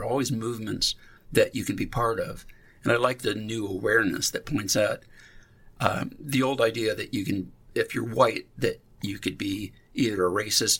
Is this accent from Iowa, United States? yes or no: yes; Iowa, United States; also born or lived in Passaic, New Jersey; As a white man growing up in Iowa